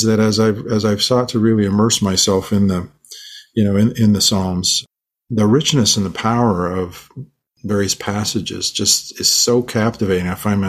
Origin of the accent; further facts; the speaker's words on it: Manila, Metro Manila, Philippines; born there; So my mother, I was born in the Philippines. My parents were missionaries there. And my sister and my brother and I were all born there. I was born in a mission hospital in a part of Manila, which was in it's called Tondo.